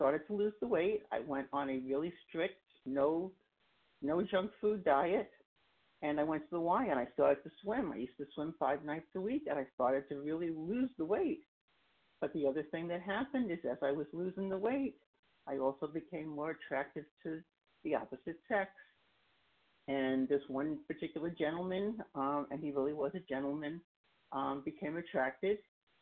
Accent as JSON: {"language": "English", "town": "New York City", "region": "New York", "country": "United States", "tie": "born or raised there", "also_born_or_lived": "Long Island, New York", "said": "I come from Long Island, New York. I grew up in Queens, and I keep moving further east as I get older"}